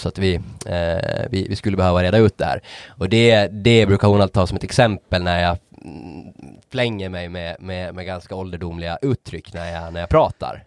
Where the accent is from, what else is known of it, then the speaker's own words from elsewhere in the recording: Åland Islands; jag hade lite bättre accent trots att jag är från Åland